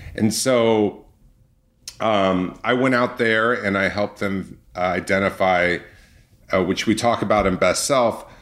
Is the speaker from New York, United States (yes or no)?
no; Orange County, California, United States; my background is I grew up in Orange County